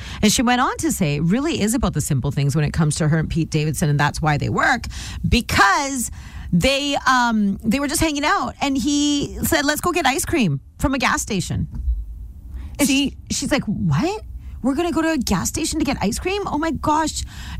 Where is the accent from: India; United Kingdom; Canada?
India; she also used to have a lot of hair on her forehead because I'm Indian and I used to too, and I still do.